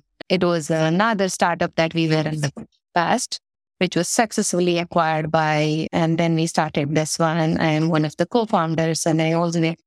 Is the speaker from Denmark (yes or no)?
no; India; moved away; I was born in India in a small town in a very traditional Orthodox Indian family. My mom is a homemaker and no background of working women in the family as such as when I was growing up